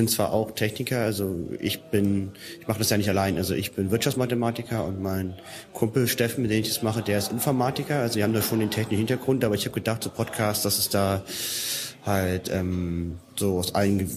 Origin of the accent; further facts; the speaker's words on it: Düsseldorf, North Rhine-Westphalia, Germany; Genau, ich bin aus Düsseldorf.